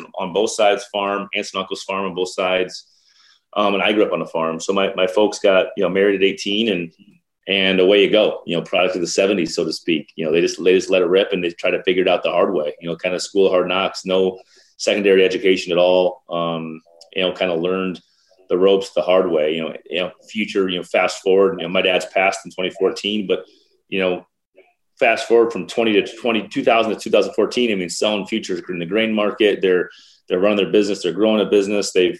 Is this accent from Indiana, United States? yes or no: no; Mount Vernon, South Dakota, United States; moved away as an adult; also born or lived in Iowa City, Iowa; I think it was population 368 when I was growing up.